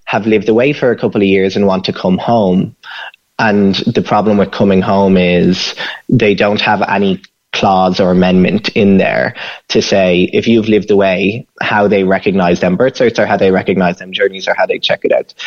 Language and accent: English; Ireland; now in United States; we're both Irish citizens